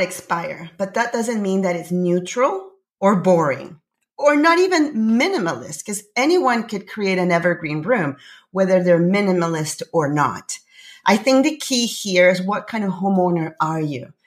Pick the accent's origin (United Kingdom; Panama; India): Panama; now in Canada; I'm originally from Panama. I live in Canada.